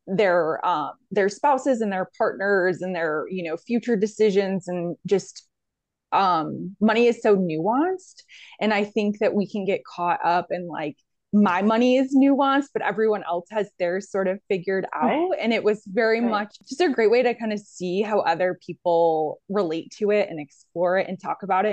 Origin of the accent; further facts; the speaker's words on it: Central New York, United States; moved away as an adult; also born or lived in Pennsylvania / South Carolina; now in Southeastern Virginia, United States; I'm originally from New York, Central New York, and I went to undergrad there